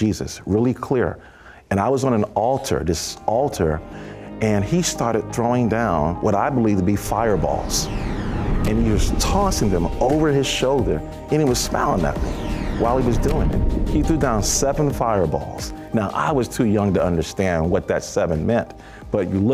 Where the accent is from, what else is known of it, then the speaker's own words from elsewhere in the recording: New York City, New York, United States; I was from Brooklyn, New York